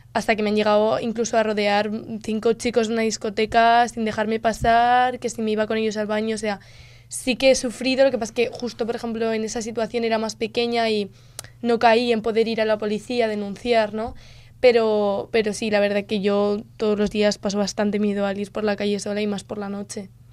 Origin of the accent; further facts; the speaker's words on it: Spain; una palabra que tengamos nosotros los españoles en nuestro vocabulario